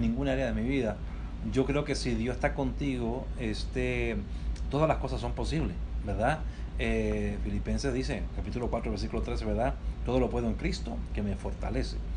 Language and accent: Spanish; Chile; moved away as an adult; also born or lived in New York, United States; now in Tempe, United States; yo soy una persona original de Chile, este, nací en Chile eh, y en el año 96 llegué a Estados Unidos.